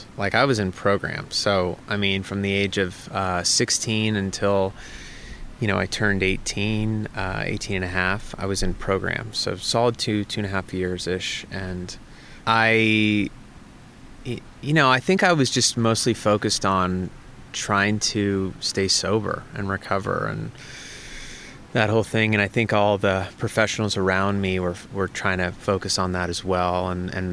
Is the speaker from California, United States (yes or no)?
yes; Santa Barbara, California, United States; I grew up in the Santa Barbara area